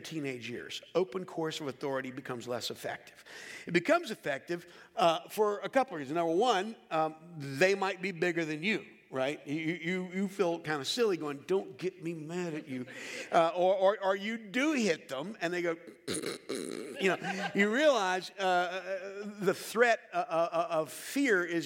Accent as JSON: {"language": "English", "town": "Charlotte", "region": "North Carolina", "country": "United States", "tie": "born or raised there", "said": "growing up in Charlotte, North Carolina"}